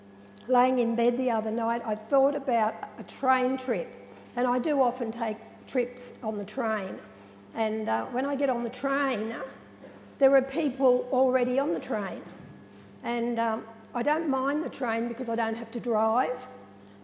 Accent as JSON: {"language": "English", "town": "Narrandera", "region": "New South Wales", "country": "Australia", "tie": "born or raised there", "said": "growing up in Narendra and being a part of an Aboriginal community"}